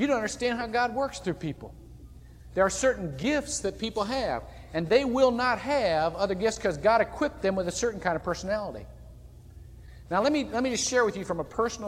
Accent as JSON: {"language": "English", "town": "Shelby", "region": "Ohio", "country": "United States", "tie": "born or raised there", "moved": "yes", "lives_now": "Longwood, United States", "said": "Shelby, Ohio is a town of only about, that's my hometown, only about 8,000 to 10,000 people"}